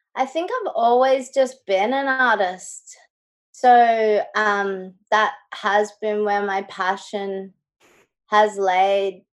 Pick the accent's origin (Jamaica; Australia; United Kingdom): Australia; Brisbane, Queensland; now in Gold Coast, Australia; i went to school and grew up in brisbane